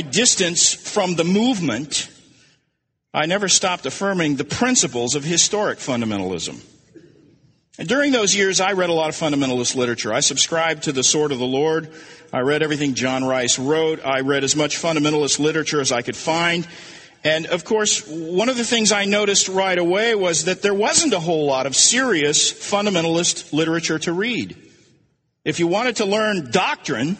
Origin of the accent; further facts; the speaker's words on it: Tulsa, Oklahoma, United States; I grew up in Tulsa